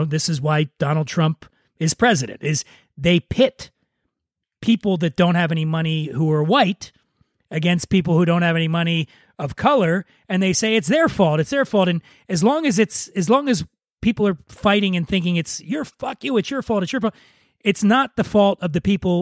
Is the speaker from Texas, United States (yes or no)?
no; Philadelphia, Pennsylvania, United States; I grew up poor in Philadelphia